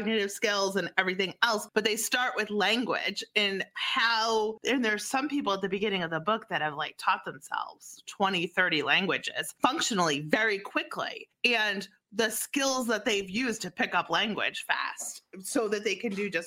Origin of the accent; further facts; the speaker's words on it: East Coast, United States; I'm from the East Coast